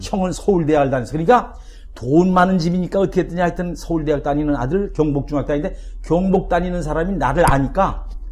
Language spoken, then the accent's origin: Korean; Gwangju, Gyeonggi Province, South Korea; 80여 년 전 곤지암에서 태어났을 때 참 일제가 발악을 하던 이런 시대에 이렇게 한 가정에 가난한 농부 가정에 7남매 중 장남으로 태어났습니다